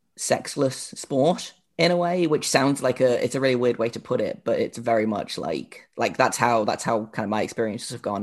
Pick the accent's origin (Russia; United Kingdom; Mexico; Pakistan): United Kingdom